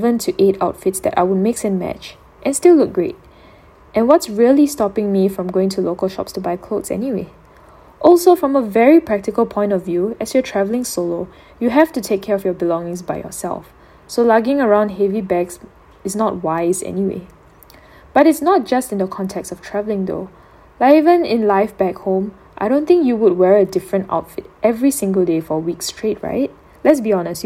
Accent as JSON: {"language": "English", "country": "Singapore", "said": "I returned back to Singapore"}